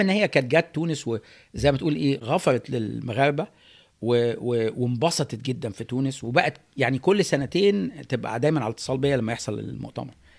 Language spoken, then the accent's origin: Arabic; Egypt; also born or lived in California, United States; now in United States; احنا كمصريين